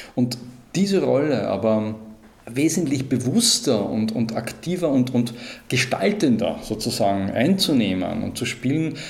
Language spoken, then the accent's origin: German; Austria; bei uns in Österreich